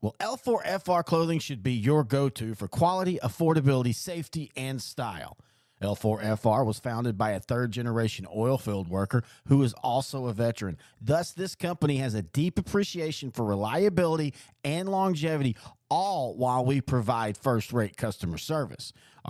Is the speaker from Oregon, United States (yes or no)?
no; Texas, United States